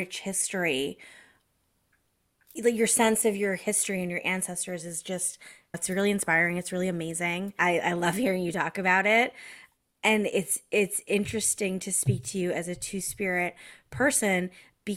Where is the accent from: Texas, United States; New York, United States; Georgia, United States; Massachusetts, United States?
Massachusetts, United States; also born or lived in Connecticut; I was educated in Massachusetts from the age of 10 through high school